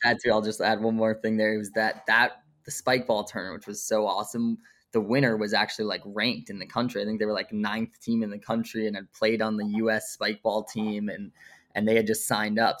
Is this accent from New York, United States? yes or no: yes; Brooklyn, New York, United States; I was, like, born and raised in Brooklyn, grew up here, still in Brooklyn